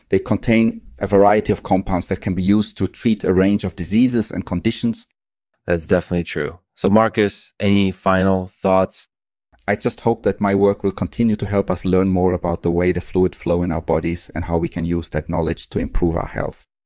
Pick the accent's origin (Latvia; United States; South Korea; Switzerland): Switzerland; I was born and raised in Switzerland, and I obtained my medical degree from the University of Zurich.